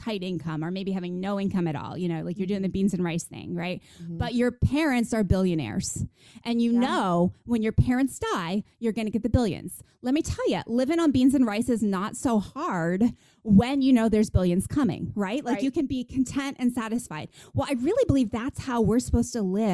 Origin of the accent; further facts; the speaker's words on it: United States; now in Texas, United States; I grew up near New York